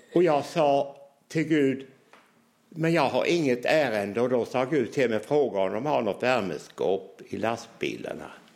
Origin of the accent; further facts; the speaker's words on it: Hylte, Halland County, Sweden; jag som 16-åring gick fram i Ambjörnarps lilla tältkyrka